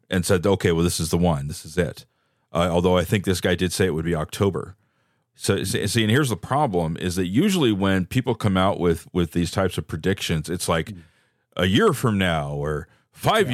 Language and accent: English; Bay Area, California, United States; I grew up in the Bay Area